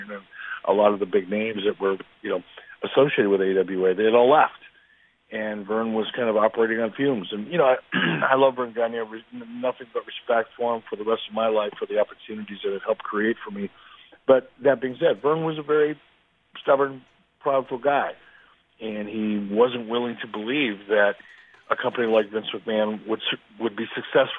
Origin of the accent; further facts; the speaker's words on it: Minneapolis, Minnesota, United States; wrestling fans like me as a kid growing up in Minneapolis